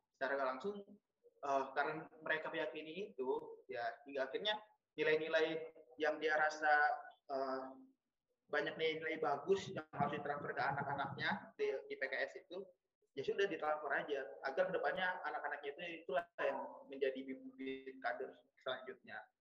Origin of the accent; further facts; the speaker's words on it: Bekasi, West Java, Indonesia; moved away as an adult; also born or lived in Lampung; Asal sebenarnya gue asal dari Bekasi